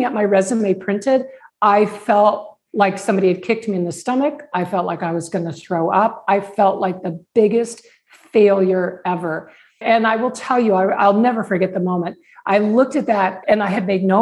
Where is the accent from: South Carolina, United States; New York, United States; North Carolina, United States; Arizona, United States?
Arizona, United States; Tucson; my hometown of Tucson